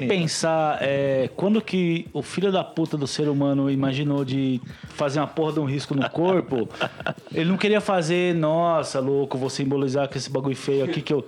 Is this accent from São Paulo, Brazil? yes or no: yes; São Paulo, Brazil; eu sou de Itaquera